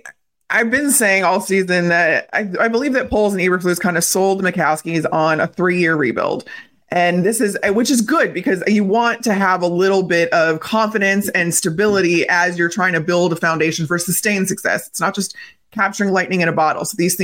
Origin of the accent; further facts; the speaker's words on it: Chicago, Illinois, United States; I grew up in Chicago.